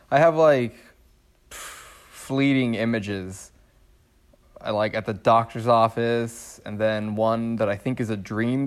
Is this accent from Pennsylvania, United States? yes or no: no; Alexandria, Virginia, United States; born there; Well, for me, my personal life, not family history, is I was born in Virginia.